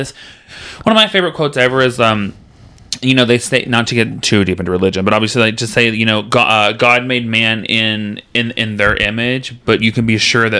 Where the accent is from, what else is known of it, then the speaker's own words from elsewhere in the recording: Texas, United States; Like, I'm from Texas, and in Texas, I'm like, oh, you don't believe in magic.